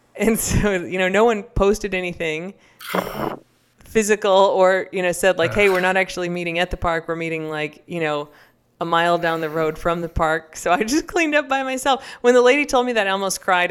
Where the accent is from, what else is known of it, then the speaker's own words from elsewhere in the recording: United States; an American growing up